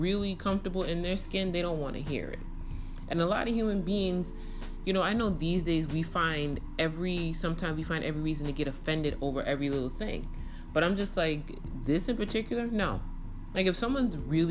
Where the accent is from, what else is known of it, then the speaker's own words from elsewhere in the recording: New York City, New York, United States; moved away as an adult; now in Dallas, United States; I had at least 20 years in the borough of Kings.